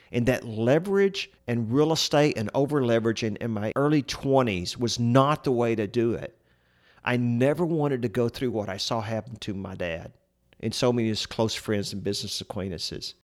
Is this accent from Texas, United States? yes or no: yes; Central Texas, United States; we're from Central Texas, And I can remember growing up as a boy going with my dad to see all the different properties we owned